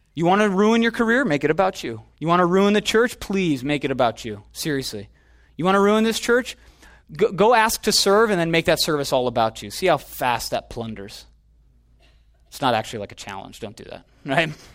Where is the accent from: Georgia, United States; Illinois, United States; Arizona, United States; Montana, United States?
Illinois, United States; now in Los Angeles, United States; I'm from Illinois